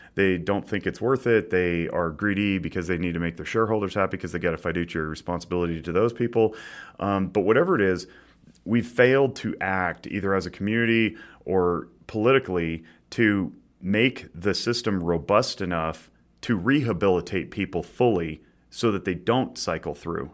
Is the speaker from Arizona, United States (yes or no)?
no; Nevada, United States; we're all from Nevada